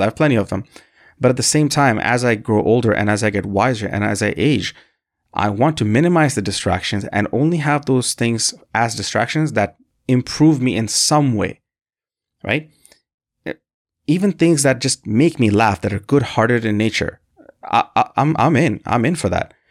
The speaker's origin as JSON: {"language": "English", "country": "Canada", "tie": "born or raised there", "also_born_or_lived": "Bangladesh", "said": "I'm from a country called Bangladesh, and I moved to Canada when I was very young, and I essentially co-, consider myself Canadian 'cause this is, this is where I grew up for the majority of my life"}